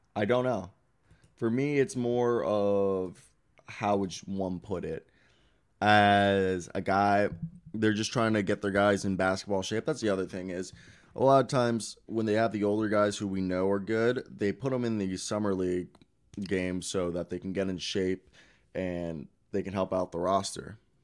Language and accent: English; Baltimore County, Maryland, United States; moved away as an adult; also born or lived in Kansas; I'm from Baltimore, Maryland, if you guys don't know. Well, Bal, Baltimore County. Baltimore County, Maryland